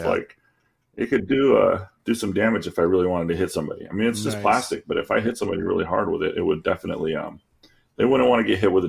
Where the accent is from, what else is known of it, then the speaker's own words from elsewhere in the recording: Florida, United States; I'm from Florida.